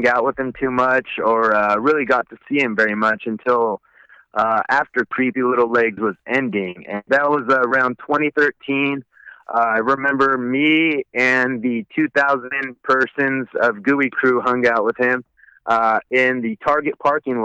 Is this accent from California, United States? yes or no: yes; Woodland, California, United States; we're both from Woodland. We originally knew each other in like second grade